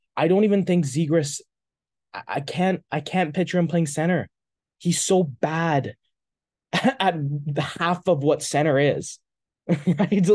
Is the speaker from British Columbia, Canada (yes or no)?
yes; Maple Ridge, British Columbia, Canada; my hometown of Maple Ridge